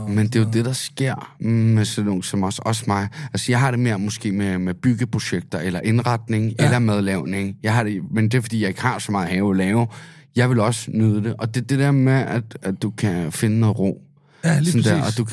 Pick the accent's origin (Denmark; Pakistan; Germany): Denmark; Amager, Capital Region of Denmark; Altså, jeg er fra Amager, bare du ved.